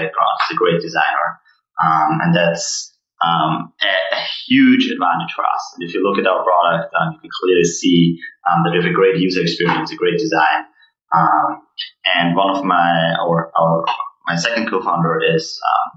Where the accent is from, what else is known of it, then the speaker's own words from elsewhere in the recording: Austria; moved away as an adult; also born or lived in Vienna; now in Boston, United States; we are all from Austria